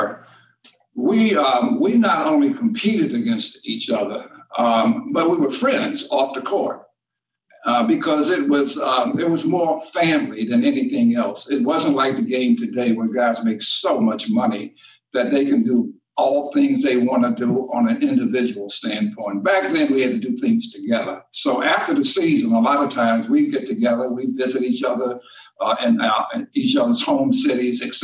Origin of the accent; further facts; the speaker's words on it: Washington, District of Columbia, United States; moved away as an adult; also born or lived in Detroit, Michigan; I grew up in Washington, D.C., and basketball was the game.